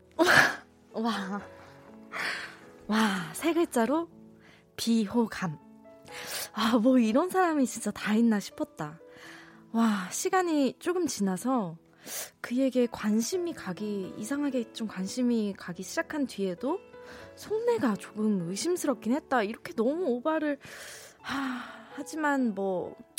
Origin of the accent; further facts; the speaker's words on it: Busan, South Korea; now in Seoul, South Korea; 고향이 부산이거든요